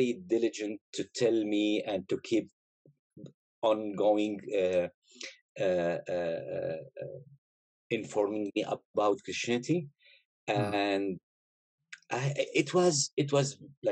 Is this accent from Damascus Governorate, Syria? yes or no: no; Aleppo, Aleppo Governorate, Syria; I'm originally from Syria, right? Born and raised up there. Most of my life was in Aleppo, north of Syria